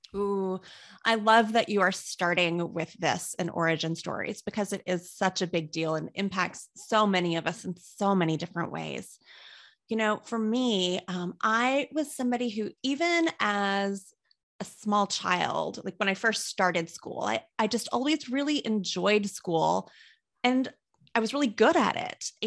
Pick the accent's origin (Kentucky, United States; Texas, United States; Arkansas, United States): Kentucky, United States; moved away; I wasn't a big fan of the town where I grew up in, and I don't mean to knock it for anyone who has stayed there, but I was in a small city in Kentucky